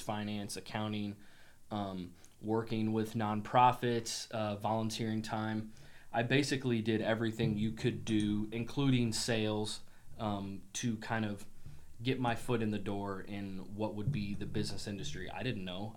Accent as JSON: {"language": "English", "town": "Springfield", "region": "Illinois", "country": "United States", "tie": "born or raised there", "also_born_or_lived": "Quincy, Illinois", "said": "I grew up in Springfield, uh, went to um, different public schools, ended up graduating from Springfield High"}